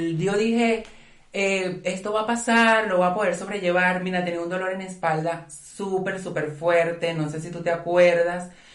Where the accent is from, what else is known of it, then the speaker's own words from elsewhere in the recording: Venezuela; como buenas venezolanas que somos